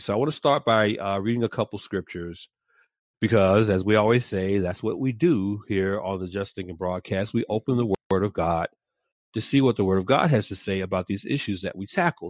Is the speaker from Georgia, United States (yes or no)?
yes; Atlanta, Georgia, United States; moved away; born and raised in the ATL